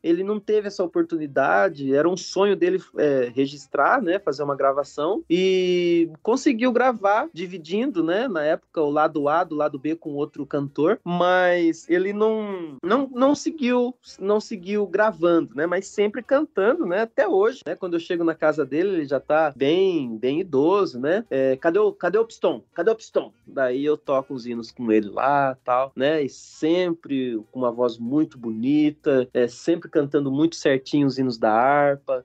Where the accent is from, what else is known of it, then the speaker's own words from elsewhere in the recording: São Manuel, São Paulo, Brazil; São Manuel, a segunda cidade que, que, eu, que eu morei, né? Vim de São Paulo para São Manuel